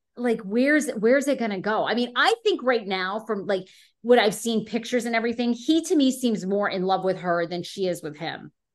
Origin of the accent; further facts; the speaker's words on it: Washington, District of Columbia, United States; moved away; my hometown of Washington, D C, where I was for fifteen years